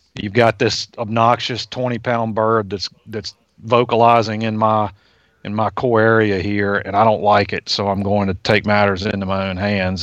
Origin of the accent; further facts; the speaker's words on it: Virginia, United States; I grew up in Virginia